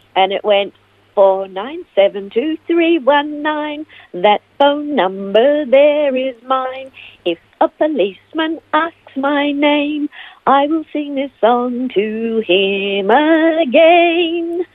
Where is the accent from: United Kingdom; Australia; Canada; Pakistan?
Australia; Melbourne, Victoria; moved away as an adult; also born or lived in Ivanhoe / United States; now in Phillip Island, Australia; I was born in Ivanhoe and uh, raised in Melbourne and uh, spent most of my life in Melbourne until 1995 when I moved to the United States and I lived there for five years before coming back